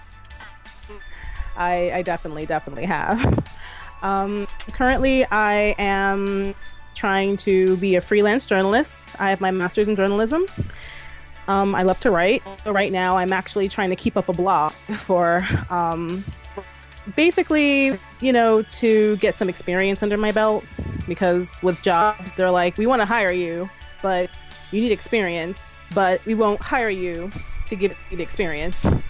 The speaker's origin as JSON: {"language": "English", "area": "DC area", "region": "Maryland", "country": "United States", "tie": "born or raised there", "said": "I'm born and raised in Maryland, um, actually from the DC area."}